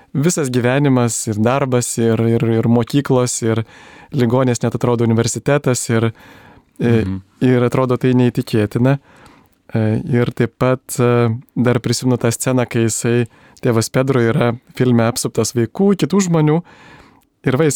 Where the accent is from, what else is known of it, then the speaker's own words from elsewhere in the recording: Lithuania; mes lietuviai